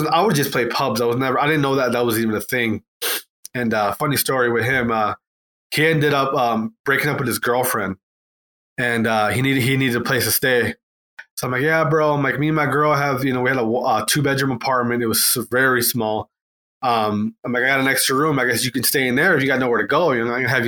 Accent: Wisconsin, United States; also born or lived in Atlanta; I'm from Wisconsin, so I just went, I went back home

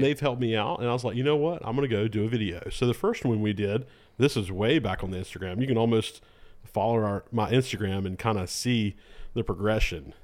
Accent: Lexington, United States; also born or lived in Argentina / Guatemala; I'm from Lexington. Uh, grew, born and raised here in Lexington

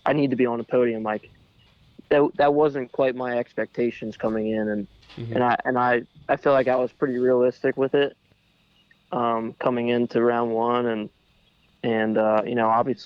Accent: Pennsylvania, United States; also born or lived in Waynesburg, Pennsylvania; I'm a Pennsylvania native

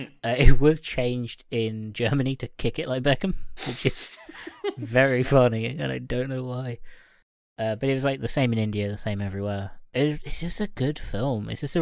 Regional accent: Ireland; And not just because I'm Irish.

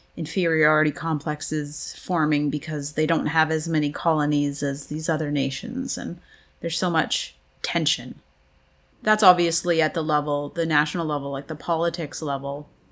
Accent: Canada; I'm Canadian

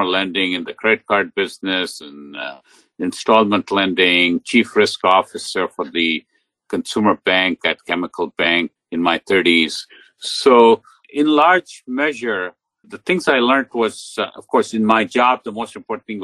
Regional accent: India; moved away as an adult; now in United States; I grew up in India, and my undergraduate education was in India

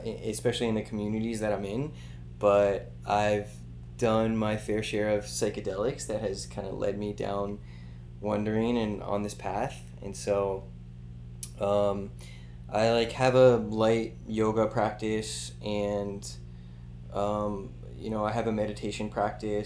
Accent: Davie, Florida, United States; moved away as an adult; also born or lived in Miami / Gainesville / San Francisco; I was born in Miami, grew up in Fort Lauderdale area, in Davie specifically

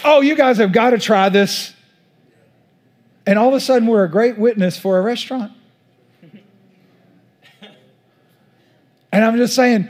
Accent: East Texas, United States; accent: East Texas; my East Texas accent

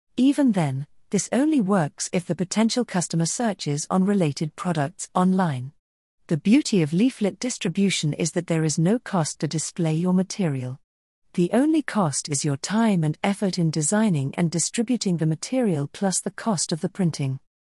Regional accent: South Australia, Australia; also born or lived in United Kingdom / United States; my home state of South Australia

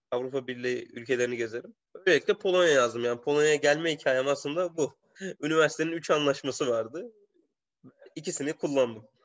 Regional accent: Konya, Turkey; moved away as an adult; also born or lived in Poland / Germany / Romania; now in Belgium; ben oranın doğma büyüme çocuğum

